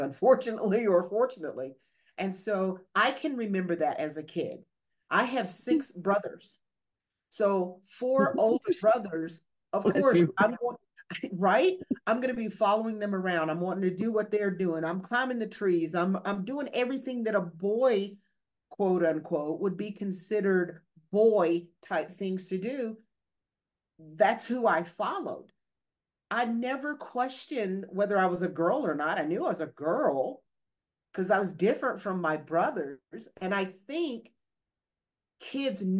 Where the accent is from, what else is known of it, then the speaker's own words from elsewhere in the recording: the South, United States; accent: Southern; I'm from the South